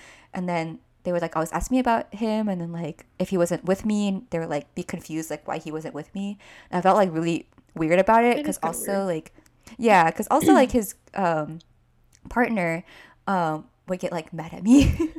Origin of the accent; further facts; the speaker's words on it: California, United States; especially because I was from NorCal, or am from NorCal.